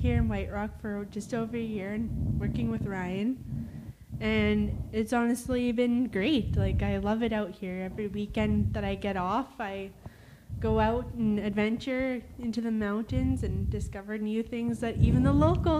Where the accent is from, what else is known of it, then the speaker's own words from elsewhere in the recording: Saskatchewan, Canada; that's all we use in Saskatchewan.